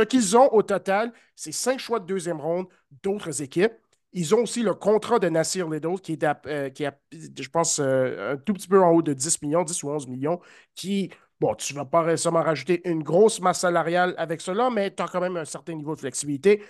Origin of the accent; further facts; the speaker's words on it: Canada; en tant que Canadien